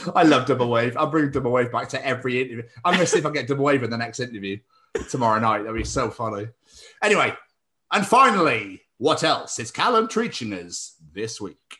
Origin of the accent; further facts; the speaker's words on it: Scotland, United Kingdom; now in Wales, United Kingdom; being Scottish in Wales